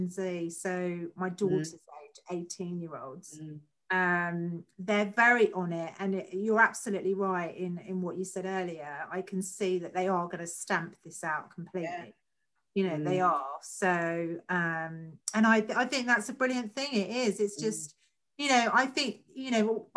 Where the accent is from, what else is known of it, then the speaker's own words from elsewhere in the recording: London, United Kingdom; moved away as an adult; also born or lived in the home counties; I'm a Londoner. You know, when you grow up in London, you don't know any different